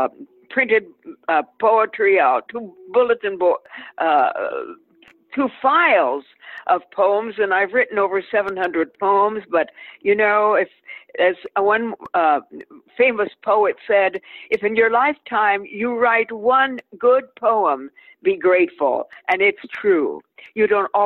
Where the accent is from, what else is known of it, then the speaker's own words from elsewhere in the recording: Indiana, United States; moved away; also born or lived in New York City / Miami Beach; I was born in Indiana.